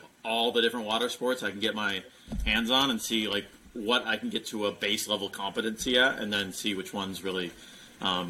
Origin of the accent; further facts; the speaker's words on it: Midwest, United States; now in Texas, United States; I grew up in the Midwest